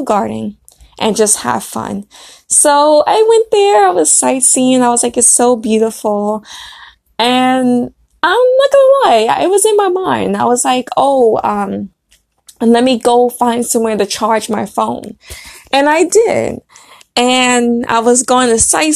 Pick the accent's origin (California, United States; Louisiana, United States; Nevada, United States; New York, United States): New York, United States; Brooklyn; moved away; I was born in Brooklyn, so, you know, I had to go back to my roots